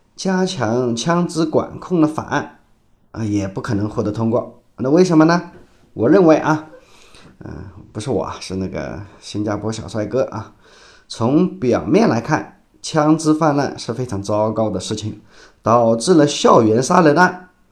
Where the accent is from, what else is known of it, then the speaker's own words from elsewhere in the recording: China; 传统上我们中国人是不太喜欢说我们坏话的